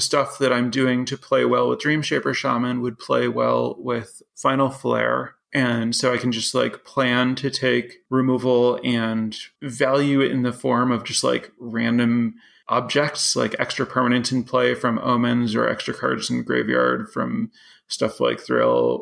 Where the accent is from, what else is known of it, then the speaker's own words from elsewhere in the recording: Chicago, Illinois, United States; moved away as an adult; now in Madison, United States; I grew up in the Chicago area, so about 2 hours from here